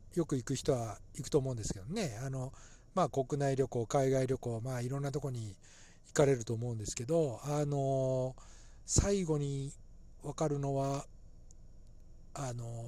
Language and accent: Japanese; Nagoya, Aichi, Japan; 私の地元はですね、えー、愛知県名古屋市なのです